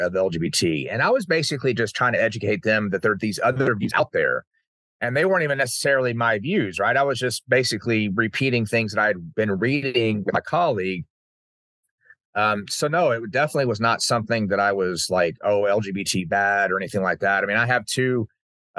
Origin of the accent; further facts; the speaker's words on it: Uvalde, Texas, United States; growing up in Uvalde